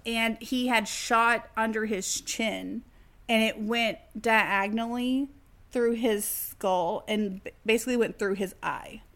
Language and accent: English; Texas, United States; accent: Texas; I grew up in Texas. I was born here. I was raised here. And I definitely have an innate Texas accent